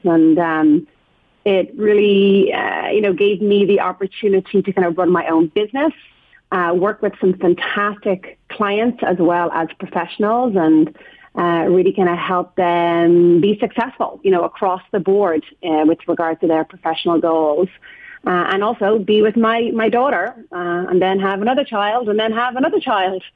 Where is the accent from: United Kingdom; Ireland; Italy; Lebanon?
Ireland; moved away as an adult; now in San Francisco, United States; just being Irish